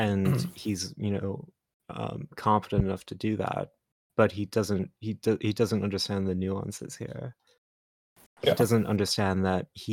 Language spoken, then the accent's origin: English; the South, United States; I've always said y'all. I am from the South